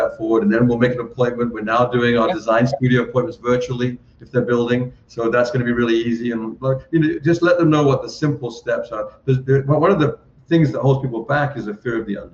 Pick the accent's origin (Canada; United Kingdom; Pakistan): United Kingdom; England; I'm from England